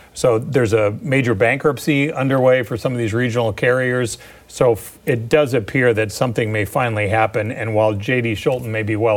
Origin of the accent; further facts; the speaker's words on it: St. Louis, Missouri, United States; now in Iowa, United States; I grew up in St. Louis